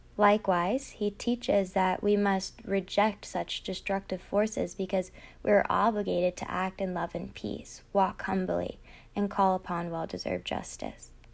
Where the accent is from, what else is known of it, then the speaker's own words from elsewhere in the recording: Virginia Beach, Virginia, United States; I grew up in Virginia Beach, Virginia